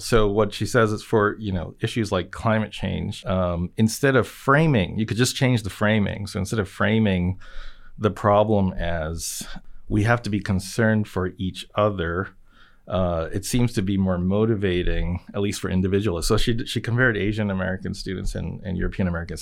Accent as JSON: {"language": "English", "country": "Japan", "tie": "born or raised there", "moved": "yes", "said": "I grew up in Japan"}